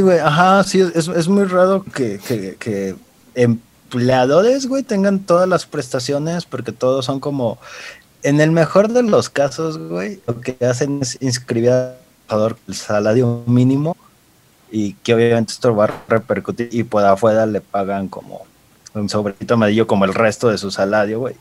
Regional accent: Mexico; casi no la usamos como mexicanos

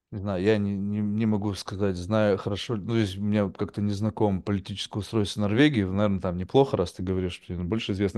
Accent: Russia; now in United States; я родился и вырос в России

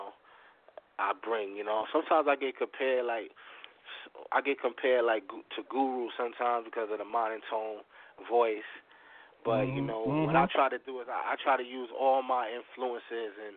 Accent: New York City, New York, United States; I'm from the High Bridge section

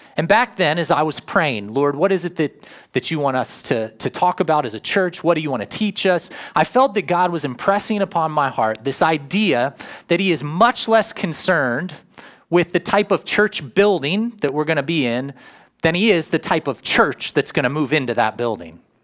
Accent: United States; now in Grove City, United States; I lived in my hometown, Worcester, 13 years full time

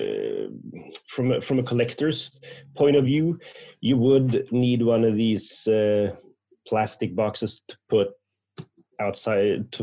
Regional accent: Sweden; I'm from Sweden.

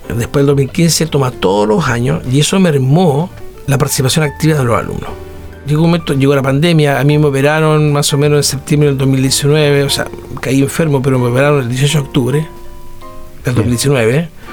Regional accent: Chile; Yo soy chileno

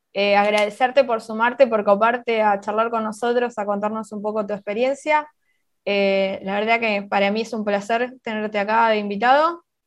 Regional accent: Argentina

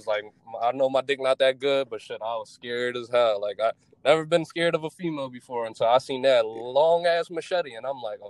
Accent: Philadelphia, Pennsylvania, United States; growing up in Philly

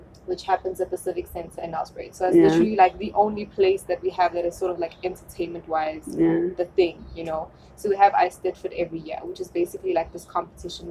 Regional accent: Nelspruit, Mpumalanga, South Africa; first language German; English is a second language; also born or lived in Germany; I moved there in 2002, straight from Germany, so I came through in 2002, moved to Nelspruit. I was not speaking English at the time, so I had to learn, which was difficult. So I was speaking German full-time, and then I went to a preschool

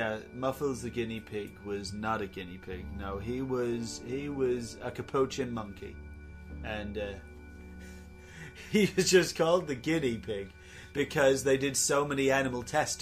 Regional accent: Enfield, London, United Kingdom; I'm from Enfield and your name's Enfield, but you're not.

